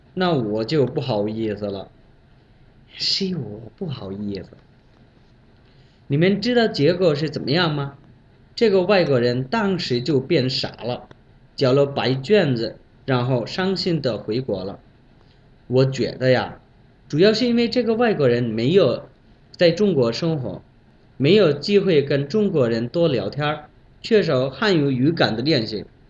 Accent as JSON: {"language": "Chinese", "country": "Bangladesh", "second_language": "Chinese", "moved": "as an adult", "lives_now": "Beijing, China", "said": "来自孟加拉国"}